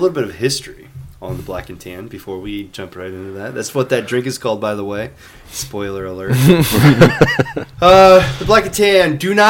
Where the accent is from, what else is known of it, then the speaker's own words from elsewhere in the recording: United States; since we're American, we can just do whatever we want.